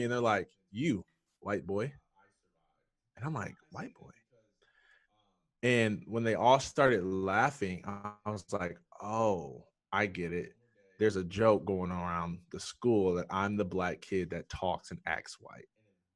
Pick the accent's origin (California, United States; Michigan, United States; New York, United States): Michigan, United States; Jackson; I was born and raised in Jackson, Michigan